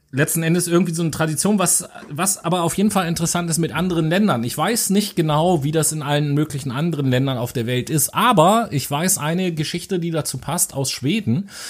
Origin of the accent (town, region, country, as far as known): Germany